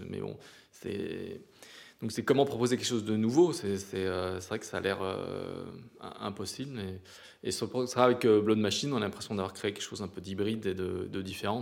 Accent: Provence-Alpes-Côte d'Azur, France; on vient des montagnes

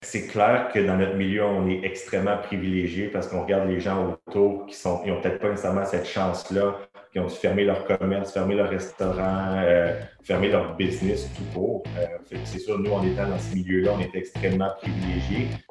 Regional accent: Terrebonne, Quebec, Canada; moi je suis originaire de Terrebonne.

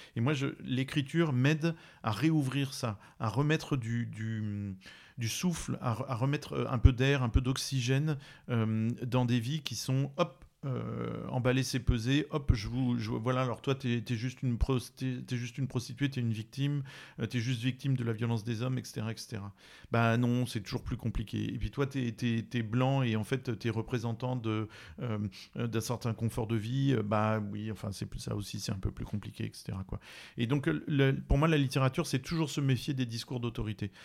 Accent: France; je suis français de métropole

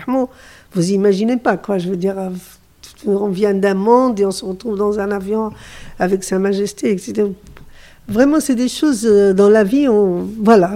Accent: Morocco; je suis du Maroc

